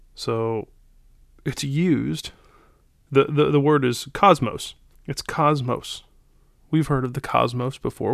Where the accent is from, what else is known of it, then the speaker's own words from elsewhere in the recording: United States; from America